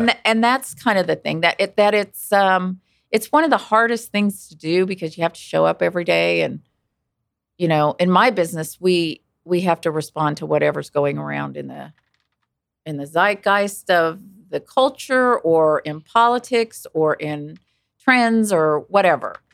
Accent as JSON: {"language": "English", "town": "Wichita", "region": "Kansas", "country": "United States", "tie": "born or raised there", "said": "I grew up in Wichita"}